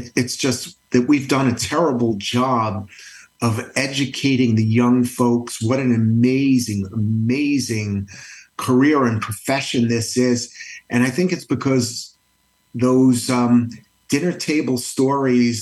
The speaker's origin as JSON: {"language": "English", "town": "Matawan", "region": "New Jersey", "country": "United States", "tie": "born or raised there", "also_born_or_lived": "Brooklyn, New York", "said": "I grew up in a small town, Matawan, New Jersey, Central Jersey"}